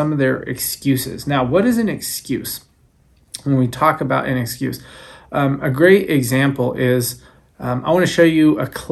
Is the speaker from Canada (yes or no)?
no; San Francisco, California, United States; I'm from the city